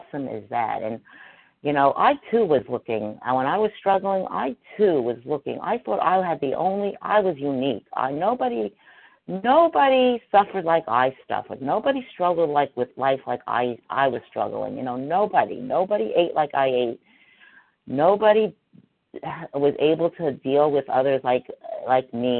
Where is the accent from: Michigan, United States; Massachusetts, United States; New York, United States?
New York, United States; New York City; I too grew up in New York City, and I didn't grow up in Manhattan, but I grew up in the Bronx